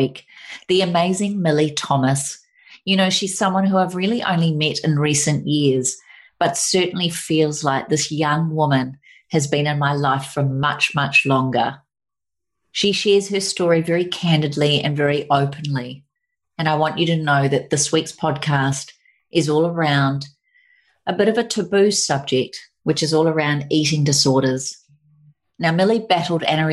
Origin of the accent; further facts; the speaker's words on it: New Zealand; now in Sunshine Coast, Australia; we come from New Zealand.